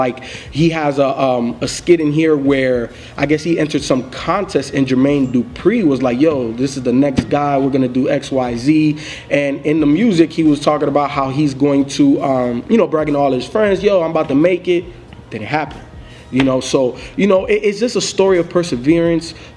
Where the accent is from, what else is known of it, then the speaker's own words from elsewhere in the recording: Miami, Florida, United States; me growing up in Miami